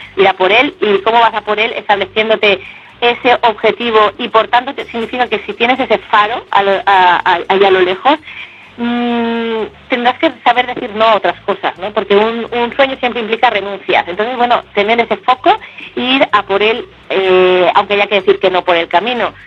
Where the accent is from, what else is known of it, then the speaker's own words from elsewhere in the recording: Valencia, Valencian Community, Spain; also born or lived in Barcelona; en mi tierra, en donde tengo mis raíces y mi familia, que es en Valencia